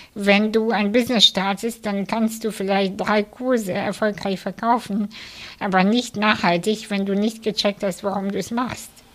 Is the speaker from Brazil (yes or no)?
no; Kazakhstan; now in Germany; ich bin in der ehemaligen UdSSR aufgewachsen. Ich, ich komme selber aus Kasachstan